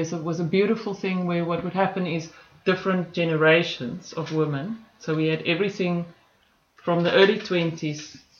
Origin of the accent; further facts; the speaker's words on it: Copperton, Northern Cape, South Africa; also born or lived in Phalaborwa; Then we moved to a place called Copperton. Copperton is a very small